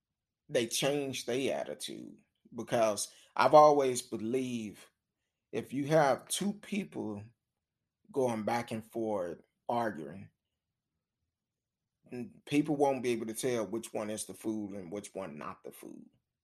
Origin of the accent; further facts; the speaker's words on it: New York, United States; And I'm from New York. New York is in the house.